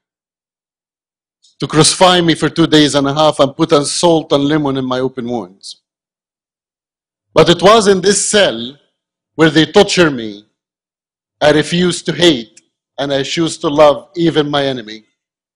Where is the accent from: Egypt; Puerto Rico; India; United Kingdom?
Egypt; Cairo, Cairo Governorate; moved away as an adult; also born or lived in Alexandria; I grew up in Egypt, in Cairo, from wonderful Muslim family back home in Egypt